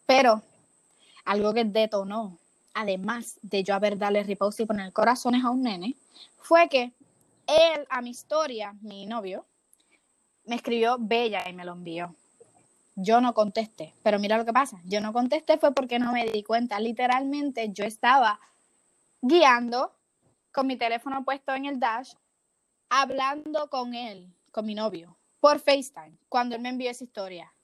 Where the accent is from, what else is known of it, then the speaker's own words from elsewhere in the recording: Puerto Rico; moved away as an adult; now in Florida, United States; yo soy de Puerto Rico, pero yo voy a la universidad acá en Florida